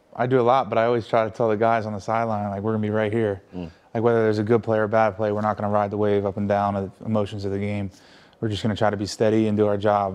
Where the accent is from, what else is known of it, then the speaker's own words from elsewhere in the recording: United States; moved away as an adult; about an hour and a half from where I grew up